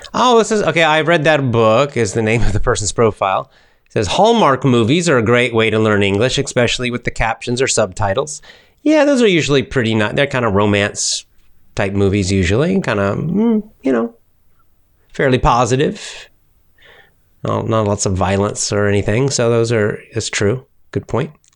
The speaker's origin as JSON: {"language": "English", "country": "United States", "accent": "American", "said": "I speak with an American accent"}